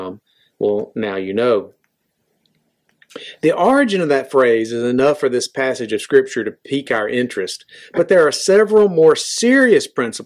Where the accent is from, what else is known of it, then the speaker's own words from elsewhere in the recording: United States; I am an American and I am proud to be an American